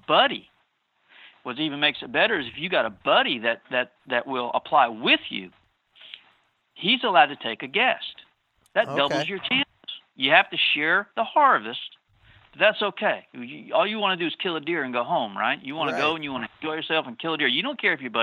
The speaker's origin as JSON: {"language": "English", "region": "Florida", "country": "United States", "tie": "born or raised there", "also_born_or_lived": "New York", "said": "I grew up here in Florida and I discovered the Ocala National Forest, my parents moved here from New York in 1970. I was 10 years old"}